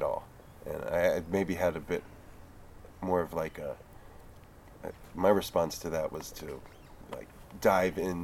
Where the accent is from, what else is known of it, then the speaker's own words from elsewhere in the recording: New Jersey, United States; also born or lived in Philadelphia; I grew up in South Jersey and spent most of my 20s in Philly